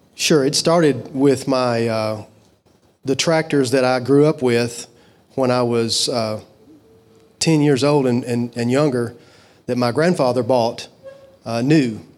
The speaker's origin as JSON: {"language": "English", "town": "Fulton", "region": "Kentucky", "country": "United States", "tie": "born or raised there", "said": "I was born and raised in Fulton, Kentucky"}